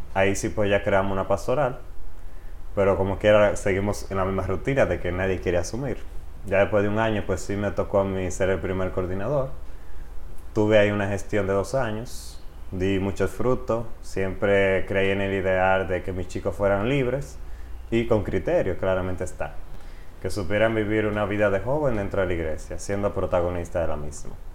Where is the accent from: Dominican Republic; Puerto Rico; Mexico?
Dominican Republic; Río San Juan, María Trinidad Sánchez; moved away as an adult; also born or lived in Nagua; now in Santiago de los Caballeros, Dominican Republic; yo nací en la provincia María Trida Sánchez, en la ciudad de Nagua, pero me crié en Río San Juan, pueblito bello lleno de playas